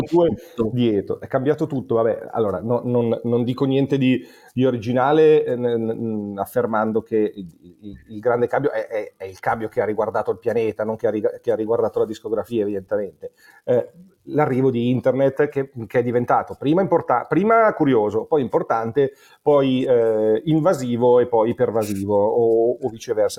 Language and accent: Italian; Monza, Lombardy, Italy; also born or lived in Milan; Io sono nato a Milano ma cresciuto a Monza